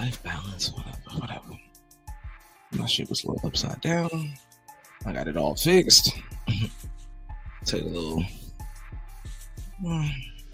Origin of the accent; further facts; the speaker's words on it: New Jersey, United States; I'm from New Jersey